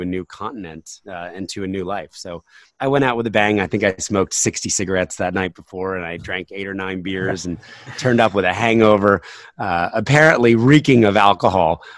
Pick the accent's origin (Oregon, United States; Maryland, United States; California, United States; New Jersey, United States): New Jersey, United States; now in Pennsylvania, United States; I grew up in New Jersey, you know, there were ponds around us